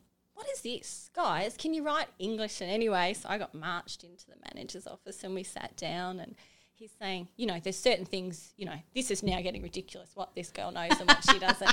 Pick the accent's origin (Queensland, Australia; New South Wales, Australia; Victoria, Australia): Queensland, Australia; Cairns; also born or lived in Bundaberg / Brisbane / Arcadia Valley; I was born in Bundaberg and then I grew up in Cairns.